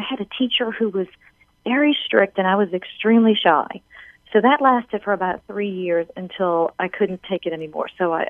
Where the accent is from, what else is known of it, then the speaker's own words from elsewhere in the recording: New Orleans, Louisiana, United States; I was born and raised in New Orleans.